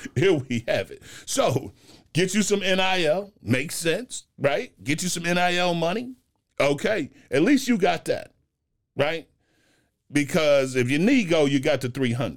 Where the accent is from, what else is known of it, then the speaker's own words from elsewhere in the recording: Cincinnati, Ohio, United States; I grew up in Ohio